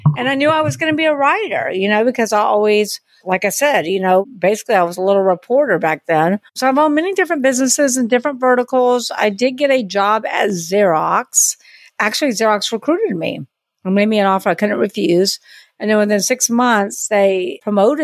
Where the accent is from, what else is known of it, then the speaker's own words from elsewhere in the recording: Long Beach, California, United States; now in New Orleans, United States; I'm from Long Beach, California, but I've been in New Orleans for many years. So that's where I live now.